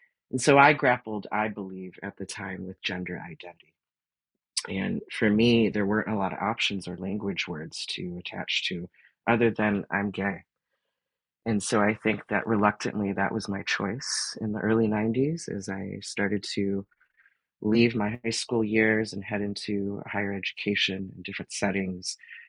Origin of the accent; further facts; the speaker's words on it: Detroit, Michigan, United States; And, you know, growing up in the Motor City and having all these big car companies and unions, you know, that was kind of my milieu.